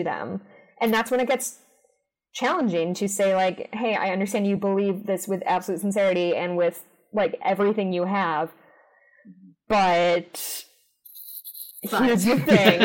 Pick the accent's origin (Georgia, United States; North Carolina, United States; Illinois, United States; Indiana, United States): Illinois, United States; Chicago; I grew up in the suburbs of Chicago